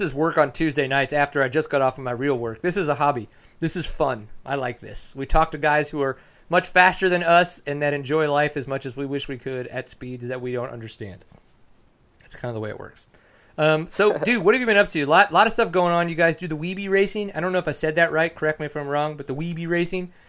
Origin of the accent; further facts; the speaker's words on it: Texas, United States; I'm from Texas, live in McKinney